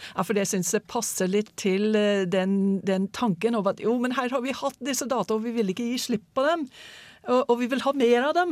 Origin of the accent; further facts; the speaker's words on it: United States; now in Norway; USA stoler jeg ikke helt på, selv om det er mitt hjemland